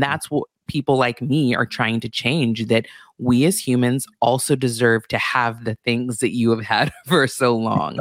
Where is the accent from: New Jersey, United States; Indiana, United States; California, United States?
California, United States; Santa Barbara; also born or lived in Beverly Hills; I grew up in Santa Barbara